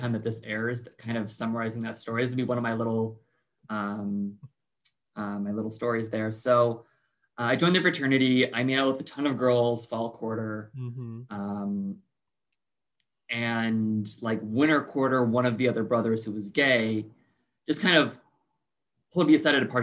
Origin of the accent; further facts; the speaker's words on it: Bay Area, suburbs of San Francisco, California, United States; I grew up in the Bay Area, mm-hmm. In the suburbs of San Francisco